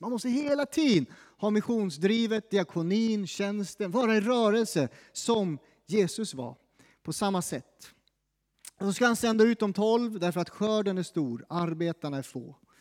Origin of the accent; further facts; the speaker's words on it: Sweden; som svensk